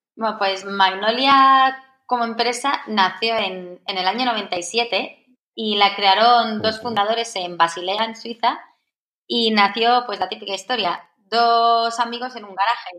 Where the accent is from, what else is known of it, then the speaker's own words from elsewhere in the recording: Madrid, Community of Madrid, Spain; also born or lived in Valencia; yo soy de Madrid, nací aquí.